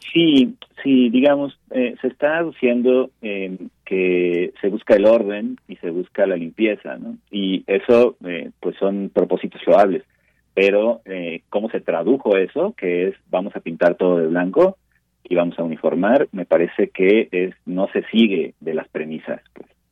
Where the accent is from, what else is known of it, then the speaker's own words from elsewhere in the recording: Mexico City, Mexico; nosotros como mexicanos, como chilangos